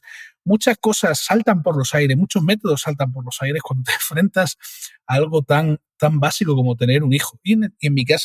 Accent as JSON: {"language": "Spanish", "town": "Cádiz", "region": "Andalusia", "country": "Spain", "said": "soy de Cádiz, ¿no?"}